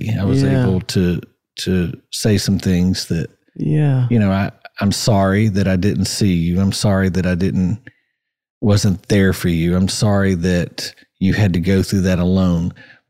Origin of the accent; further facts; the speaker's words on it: Johnson City, Tennessee, United States; I was born in Johnson City